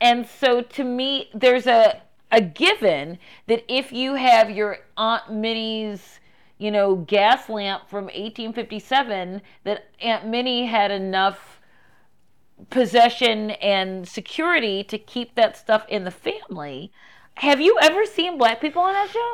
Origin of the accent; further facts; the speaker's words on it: Baltimore, Maryland, United States; moved away; a person from Baltimore City who was born here, raised here, and then came back here